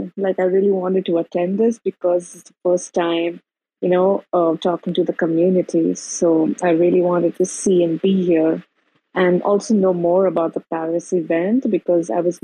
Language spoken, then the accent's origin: English; India; I'm from India